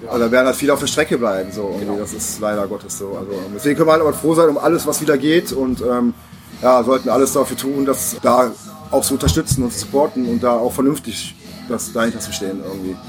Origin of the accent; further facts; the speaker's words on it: Neuss, North Rhine-Westphalia, Germany; also born or lived in Offenbach; now in Düsseldorf, Germany; ich bin äh, gebürtiger Offenbacher. Ah, aber ich bin auch nur da geboren worden, also ähm, weil ich kenne diese Stadt gar nicht. Also steht halt auf meinem Ausweis. Aufgewachsen größtenteils in Neuss.